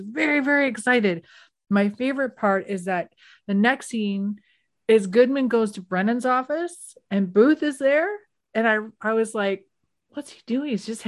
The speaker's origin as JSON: {"language": "English", "country": "Canada", "said": "I don't know the rules. I'm Canadian."}